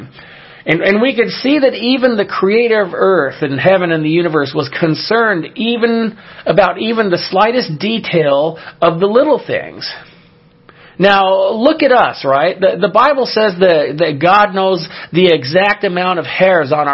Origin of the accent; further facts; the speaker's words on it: California, United States; my home state of California